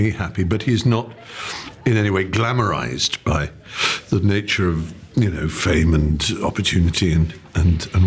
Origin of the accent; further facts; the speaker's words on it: England, United Kingdom; the speech patterns and references that I would make as an English